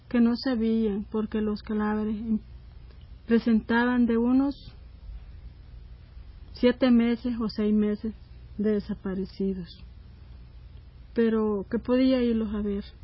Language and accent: Spanish; El Salvador; nosotros como salvadoreñas, madres sufridas, que hemos sufrido este dolor, y no se lo deseamos a nadie más que lo sufra